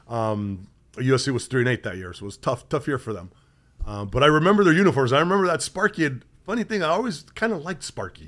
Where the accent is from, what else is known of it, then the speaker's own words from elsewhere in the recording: Southern California, United States; moved away; growing up in Southern California